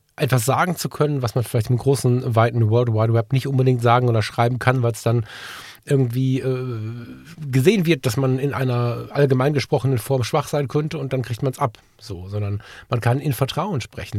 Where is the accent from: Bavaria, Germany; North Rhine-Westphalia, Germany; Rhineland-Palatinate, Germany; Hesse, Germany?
North Rhine-Westphalia, Germany; Ratingen; ich habe entscheidende Teile meiner Jugend im CVJM hier in Ratingen verbracht